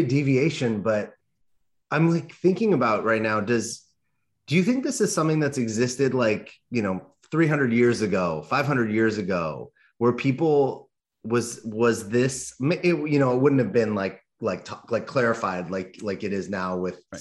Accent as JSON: {"language": "English", "town": "Los Angeles", "region": "California", "country": "United States", "tie": "born or raised there", "said": "I grew up in Los Angeles"}